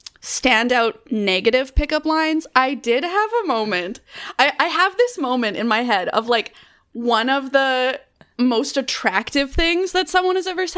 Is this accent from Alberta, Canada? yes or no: no; Manitoba, Canada; I'm from Canada. Yeah, I'm from Manitoba.